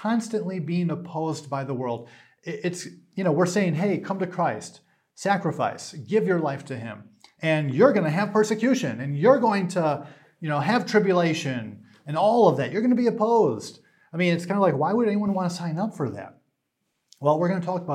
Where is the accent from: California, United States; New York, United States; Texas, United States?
New York, United States; I'm from New York